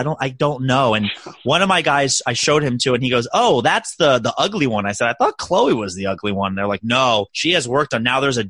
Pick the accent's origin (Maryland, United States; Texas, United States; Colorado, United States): Maryland, United States; now in New York City, United States; I'm from Maryland, so we do crab cakes very well.